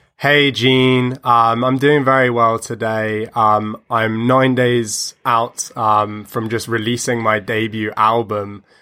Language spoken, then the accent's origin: English; United Kingdom; also born or lived in United States; now in London, United Kingdom; I spend a lot of time in my hometown of, of East Lee